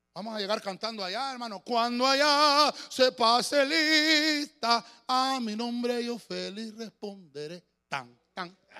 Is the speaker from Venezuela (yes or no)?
no; Tegucigalpa, Francisco Morazán, Honduras; los que somos de aquí de Tegucigalpa, allá por la década de los 80